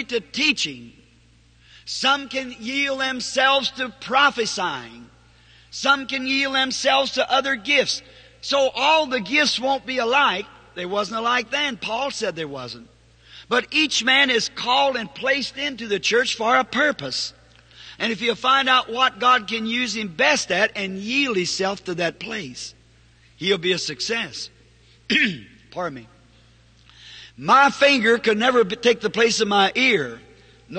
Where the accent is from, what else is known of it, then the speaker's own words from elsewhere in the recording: the South, United States; I'm a Southerner.